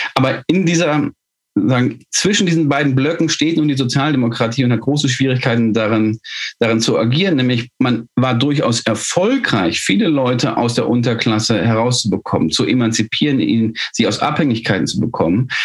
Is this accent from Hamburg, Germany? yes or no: no; Ruhr area, North Rhine-Westphalia, Germany; Ich komme aus dem Ruhrgebiet